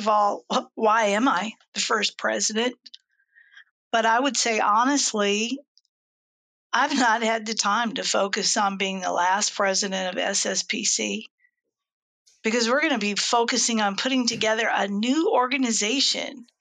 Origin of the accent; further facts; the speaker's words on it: Seattle, Washington, United States; now in Newport News, United States; I moved here from Seattle. That's where I'm from, Seattle, Washington